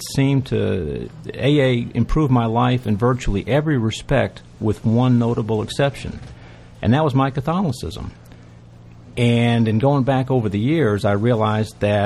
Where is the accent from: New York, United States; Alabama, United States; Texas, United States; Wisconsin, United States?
New York, United States; White Plains; also born or lived in Boston, Massachusetts; I grew up in Boston. I lived there till I was in the fourth grade. Then I moved to White Plains, New York